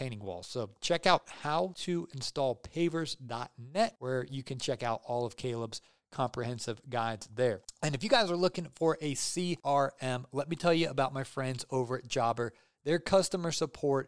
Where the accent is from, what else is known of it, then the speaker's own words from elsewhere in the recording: Ohio, United States; I grew up in Ohio